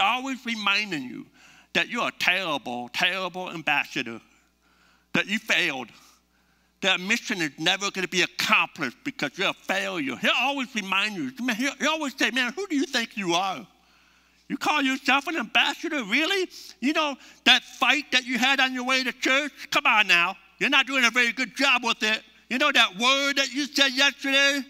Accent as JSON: {"language": "English", "country": "United States", "said": "we're from the United States"}